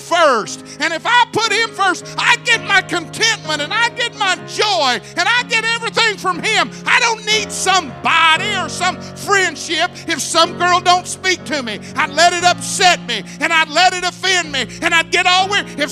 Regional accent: Arkansas, United States; I'm from Arkansas

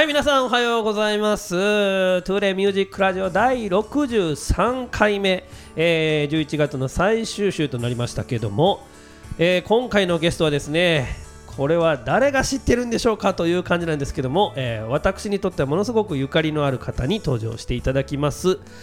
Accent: Amagasaki, Hyogo, Japan; 我々地元尼崎ですから

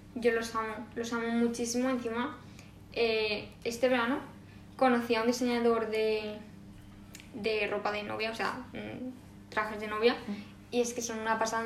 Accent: Valencian Community, Spain; como buenas valencianas que somos

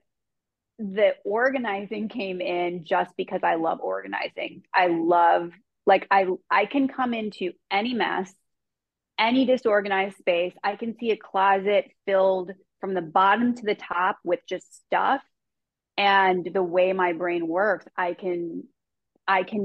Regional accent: Chicago, Illinois, United States; I grew up in Chicago native

